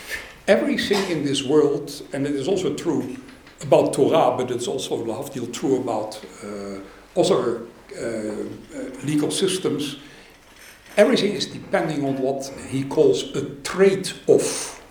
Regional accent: Goslar, Lower Saxony, Germany; born there; I was born in Goetzlar, in a totally secular society and in a secular family.

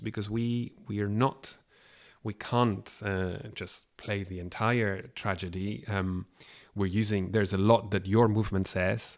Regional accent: Barcelona, Catalonia, Spain; now in Scotland, United Kingdom; I come from Barcelona and, uh, I was here living in Scotland

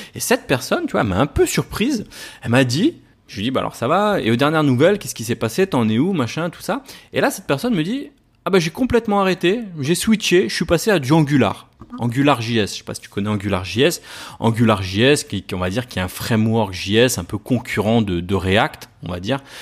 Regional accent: Paris, Île-de-France, France; je viens de Paris, donc sur Paris

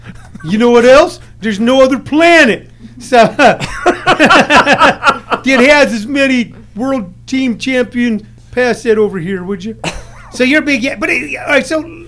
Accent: St. Louis, Missouri, United States; moved away; I grew up in St. Louis, so I was a St. Louis football Cardinals fan.

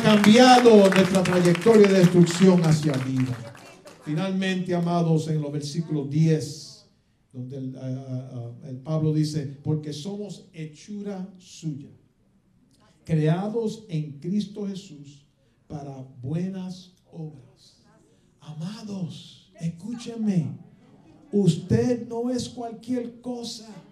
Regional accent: Puerto Rico; now in United States; yo soy bien, bien boricua

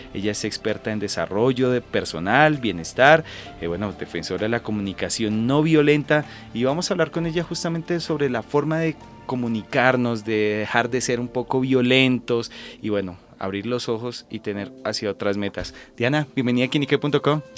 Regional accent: Colombia; nosotros como colombianos

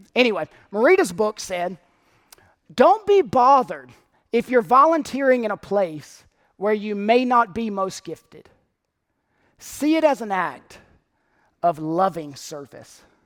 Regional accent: North Carolina, United States; my home state of North Carolina

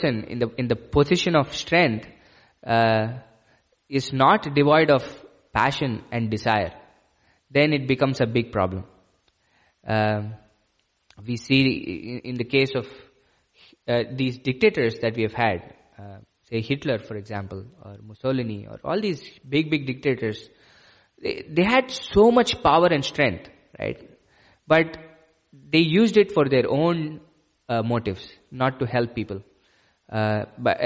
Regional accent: India; Growing up in India

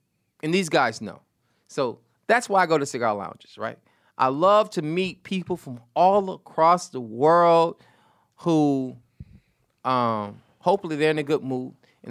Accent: New York, United States; Listen, I'm from the projects, man. I'm from Delta Heights.

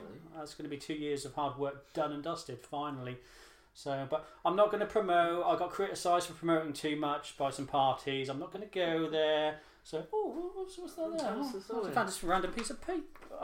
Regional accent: Norwich, East of England, United Kingdom; I'm born and bred in Norwich.

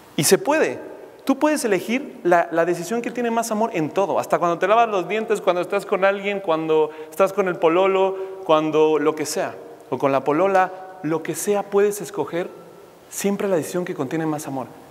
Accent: Mexico City, Mexico; Yo crecí en México, de la Ciudad de México

